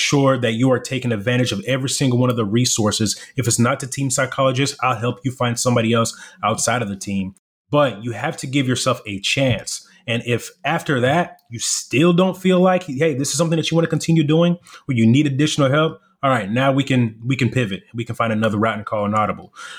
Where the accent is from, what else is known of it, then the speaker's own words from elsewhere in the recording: Irving, Texas, United States; English is a second language; also born or lived in Democratic Republic of the Congo / South Africa; So we come from Congo, South Africa to the U.S., and I'm living in the inner city whenever I'm in Irving, Texas.